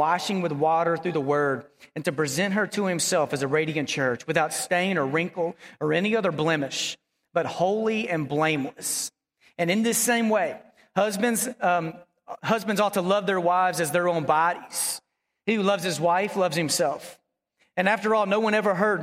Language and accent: English; Dallas, Texas, United States; also born or lived in Abilene, Texas; I grew up in Dallas